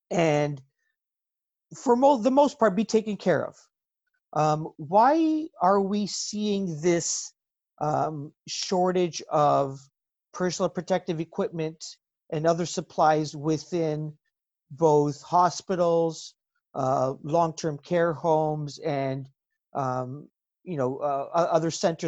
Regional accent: Ontario, Canada; as a Canadian, someone living in Ontario

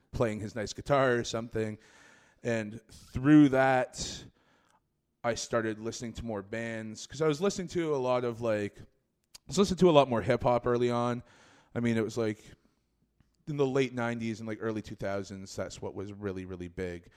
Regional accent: Scarborough, Ontario, Canada; I'm born and raised in Scarborough

